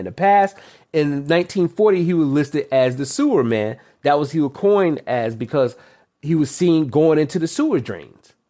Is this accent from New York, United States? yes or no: yes; New York, United States; I'm originally from New York, and I live right by New Jersey